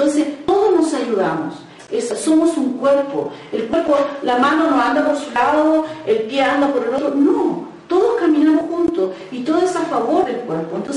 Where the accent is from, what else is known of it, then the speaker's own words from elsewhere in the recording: Chile; moved away; nosotros no sé cómo le dirán acá, pero en Chile le decimos el curita